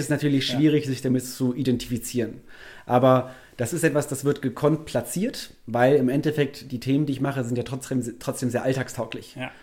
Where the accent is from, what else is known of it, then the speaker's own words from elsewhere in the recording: Wuppertal, North Rhine-Westphalia, Germany; also born or lived in Cologne; bin in Wuppertal aufgewachsen